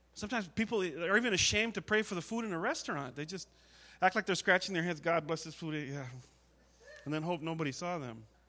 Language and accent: English; United States; as an American.